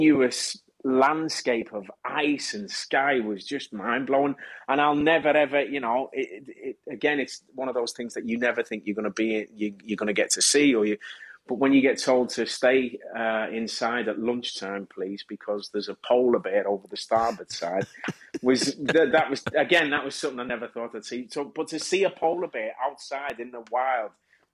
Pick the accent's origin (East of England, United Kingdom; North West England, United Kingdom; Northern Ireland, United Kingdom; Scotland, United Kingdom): North West England, United Kingdom; Kirkby; as a kid, growing up in Kirby